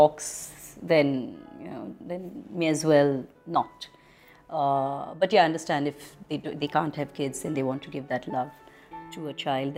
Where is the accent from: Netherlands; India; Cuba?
India; I'm very Indian in the way I am